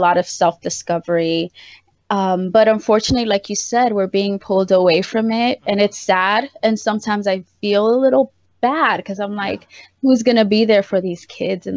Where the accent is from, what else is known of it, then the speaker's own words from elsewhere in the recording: New York City, New York, United States; I was raised in the South Bronx